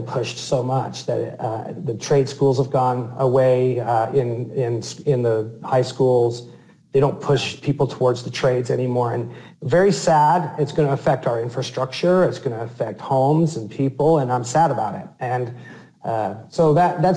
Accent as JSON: {"language": "English", "town": "Salt Lake City", "region": "Utah", "country": "United States", "tie": "born or raised there", "said": "my hometown, Salt Lake City"}